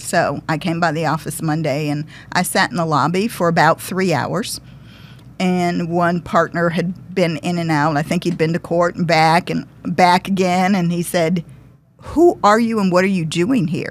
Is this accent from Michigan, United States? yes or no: yes; Detroit, Michigan, United States; moved away; also born or lived in Massachusetts; I'm originally from Detroit.